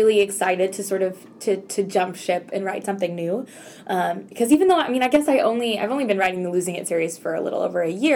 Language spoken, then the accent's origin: English; Texas, United States; I grew up in Texas